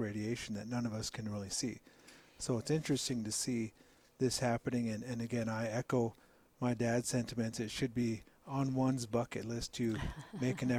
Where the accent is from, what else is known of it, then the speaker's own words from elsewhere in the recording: Pine Ridge Indian Reservation, South Dakota, United States; we come from Pine Ridge. My dad and I were born and raised on the reservation